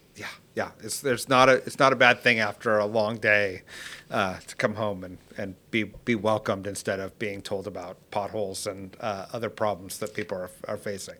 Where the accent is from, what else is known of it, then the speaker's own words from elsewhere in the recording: California, United States; I'm a Californian